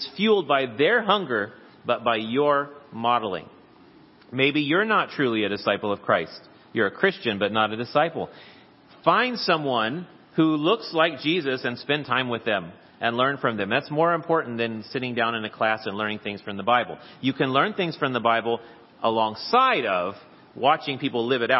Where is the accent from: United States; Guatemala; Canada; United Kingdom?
United States; the passport proves that I am a citizen of the United States of America